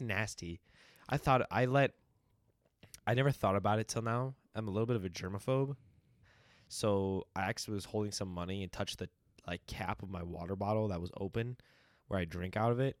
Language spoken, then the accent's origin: English; United States; we answer the state instead of the country